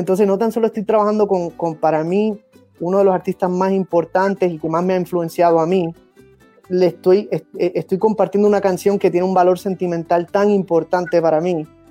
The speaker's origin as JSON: {"language": "Spanish", "country": "Puerto Rico", "also_born_or_lived": "United States", "moved": "yes", "lives_now": "Miami, United States", "said": "en mi caso yo soy puertorriqueño, soy americano"}